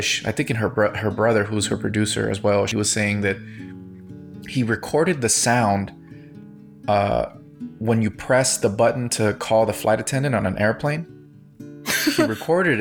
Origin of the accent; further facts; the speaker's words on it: United States; as a Latino growing up in the United States